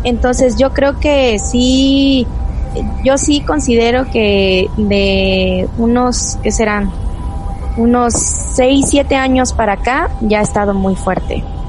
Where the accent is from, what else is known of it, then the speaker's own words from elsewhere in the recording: Mexico; nuestra cultura de México